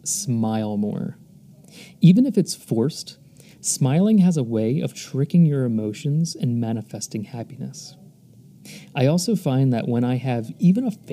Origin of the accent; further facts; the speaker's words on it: United States; moved away as an adult; when I was growing up in the United States.